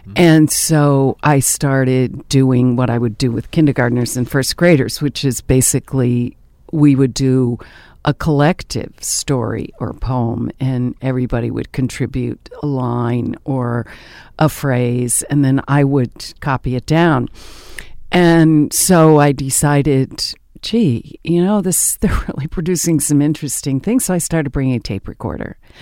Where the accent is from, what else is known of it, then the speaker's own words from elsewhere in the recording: the Adirondacks, upstate New York, United States; moved away as an adult; also born or lived in Indiana / Ithaca, New York / Maryland; I was born and raised in the Adirondacks in upstate New York in a little mining town